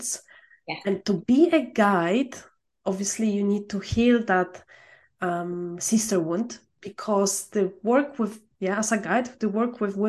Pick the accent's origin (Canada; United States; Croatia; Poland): Poland; I'm from Poland.